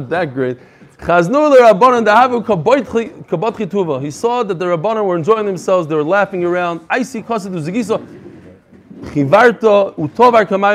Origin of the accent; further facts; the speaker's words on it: New York City, New York, United States; Far Rockaway. I grew up in Far Rockaway